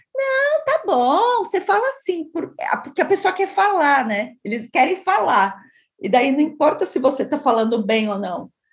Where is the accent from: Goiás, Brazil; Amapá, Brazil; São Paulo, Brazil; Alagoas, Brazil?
São Paulo, Brazil; nós três aqui somos de São Paulo